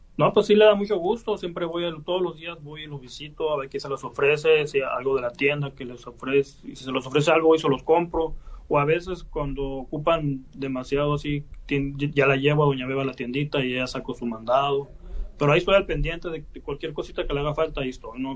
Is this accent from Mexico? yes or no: yes; San Pedro de la Cueva, Sonora, Mexico; also born or lived in United States; los platillos de aquí de mi, de mi pueblo